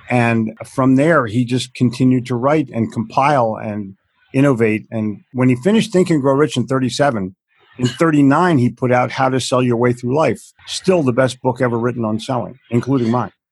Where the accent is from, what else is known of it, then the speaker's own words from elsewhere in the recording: New Jersey, United States; It was written too hokey, and I'm from New Jersey, and we already know everything